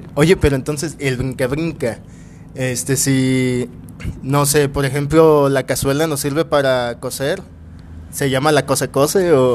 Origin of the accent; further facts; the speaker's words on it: Guadalajara, Jalisco, Mexico; soy originario de aquí